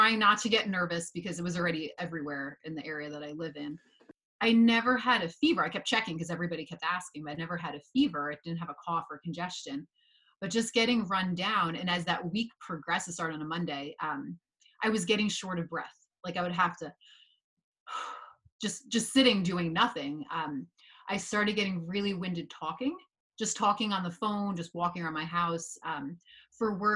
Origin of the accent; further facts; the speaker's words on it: Northern New Jersey, United States; I grew up in Northern New Jersey. So I feel like very typical Northern New Jersey experience